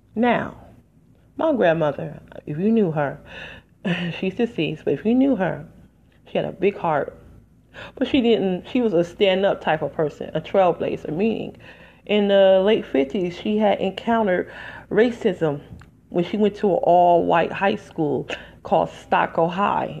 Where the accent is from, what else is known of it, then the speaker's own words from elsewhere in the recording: United States; I'm just an American